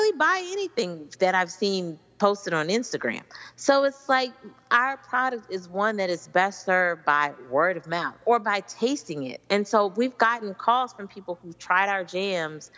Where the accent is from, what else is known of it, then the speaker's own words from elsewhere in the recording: Kansas City, Missouri, United States; moved away; I'm originally from Kansas City.